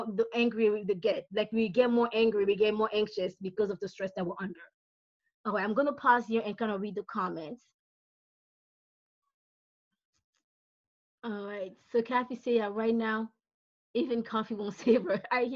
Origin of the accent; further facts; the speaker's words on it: Brazzaville, Republic of the Congo; now in Pennsylvania, United States; I'm originally from Brazzaville, Congo, so I'm from not South Central, that's PA, that's where I live now